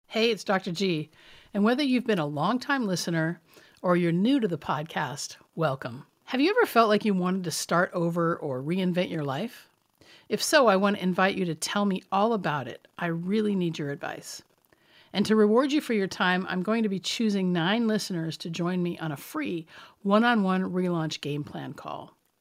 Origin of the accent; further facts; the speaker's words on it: southeastern Washington State, United States; As late as nineteen forty-three, my hometown still had only two hundred forty-seven residents